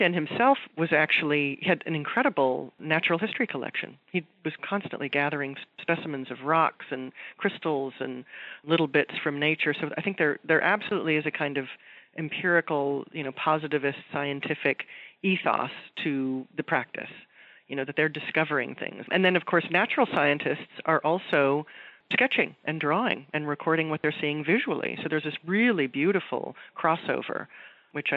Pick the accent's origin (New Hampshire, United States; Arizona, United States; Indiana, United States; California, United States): California, United States; Los Angeles; I'm from Southern California, and I've heard many artists coming from the Northeast to Los Angeles, where I grew up